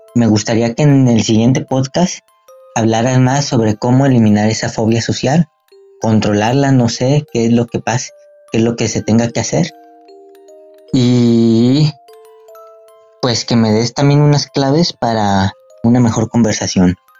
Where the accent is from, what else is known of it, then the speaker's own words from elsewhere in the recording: Mexico; Tengo 16 años y soy de México